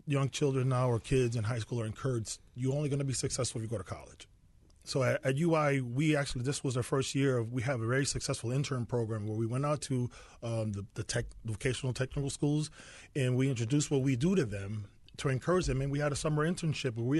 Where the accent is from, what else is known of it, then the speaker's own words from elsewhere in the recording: Bridgeport, Connecticut, United States; growing up in Bridgeport